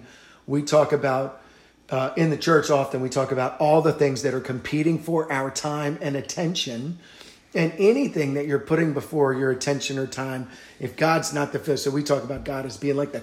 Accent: Virginia, United States; when I was growing up in Virginia

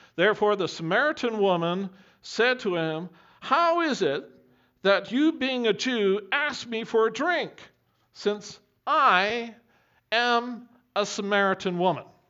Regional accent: Camrose, Alberta, Canada; when I was growing up in Camrose

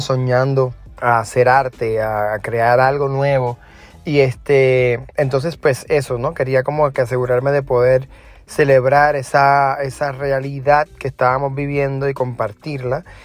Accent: Puerto Rico; now in New York, United States; soy de Puerto Rico

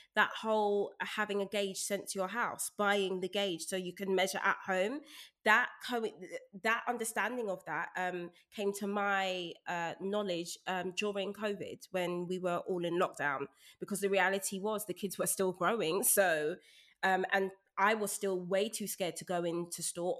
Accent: London, United Kingdom; I was raised in Brixton

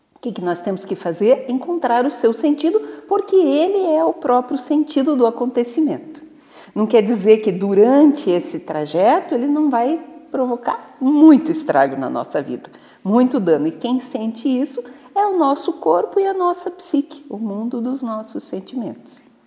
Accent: Videira, Santa Catarina, Brazil; eu sou nascida em Santa Catarina, né? Eu venho de uma cidadezinha chamada Videira, que é o, a capital da uva e do vinho

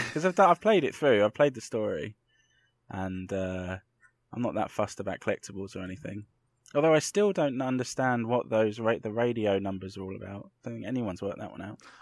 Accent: London, United Kingdom; I grew up in Clapham in London

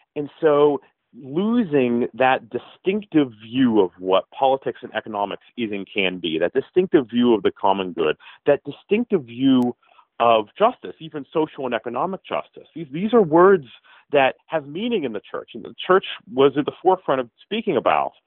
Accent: Pittsburgh, Pennsylvania, United States; I'm from Pittsburgh

